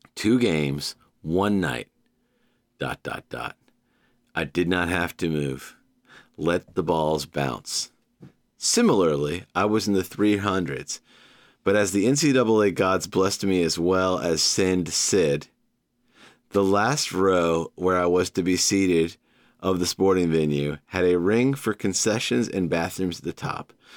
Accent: Georgia, United States; born or raised there; now in New York City, United States

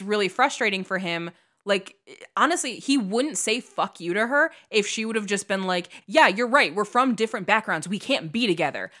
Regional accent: Midwest, United States; moved away as an adult; now in California, United States; I was a kid from the Midwest

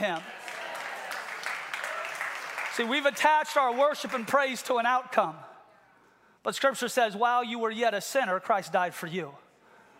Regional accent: Seattle, Washington, United States; I grew up in Ballard

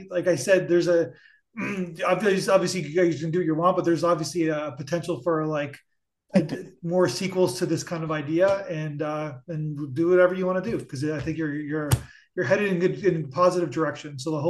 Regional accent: Buffalo, New York, United States; I'm from the Buffalo area

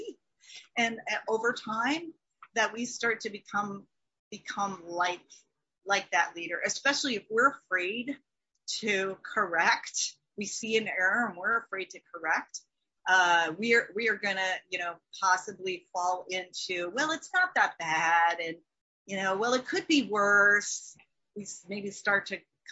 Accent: Minnesota, United States; me being a Minnesotan

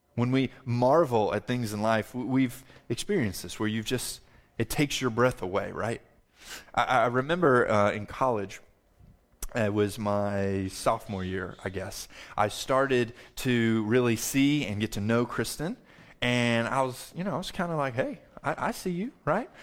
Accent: the South, United States; I'm a Southerner

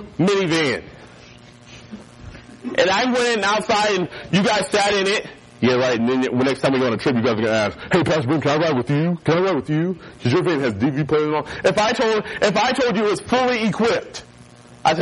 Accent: North Carolina, United States; moved away; also born or lived in Florida; growing up in North Carolina, we had hurricanes

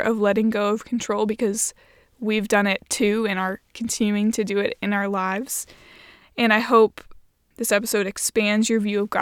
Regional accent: Indiana, United States; we're both from Indiana and we both went to Indiana University

